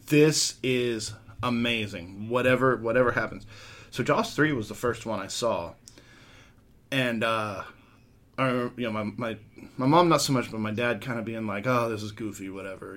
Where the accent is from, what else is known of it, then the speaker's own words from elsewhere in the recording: Portland, Texas, United States; also born or lived in Houston, Texas; when I was about six and a half, seven years old, we moved from Houston, which is nowhere near the water, to Portland, which is on the water